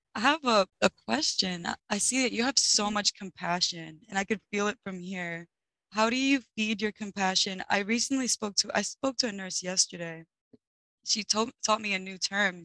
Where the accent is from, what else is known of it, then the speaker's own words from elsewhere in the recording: New York, United States; I'm from New York